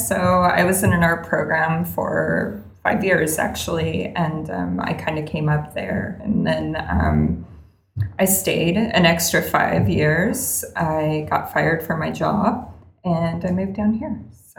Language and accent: English; Fresno, California, United States; also born or lived in West Adams; now in Pasadena, United States; I'm from Fresno.